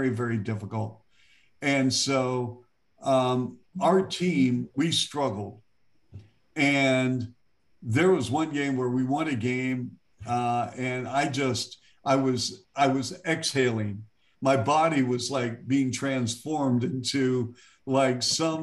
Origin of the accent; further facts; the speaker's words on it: Seattle, Washington, United States; moved away; I'm from Seattle